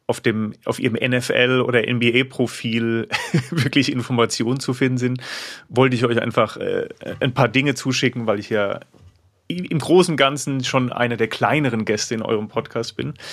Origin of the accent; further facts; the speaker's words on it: Hesse, Germany; aus dem Rheingau.